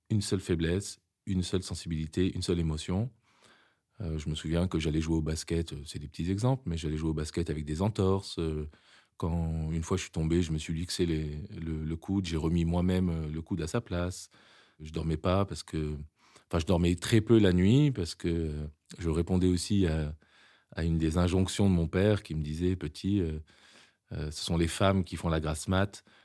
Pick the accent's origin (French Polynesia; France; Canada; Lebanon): Lebanon; born there; Je suis né en 74 au Liban, un pays à l'époque magnifique où mes parents se sont rencontrés et ont vécu euh, parmi leurs plus belles années.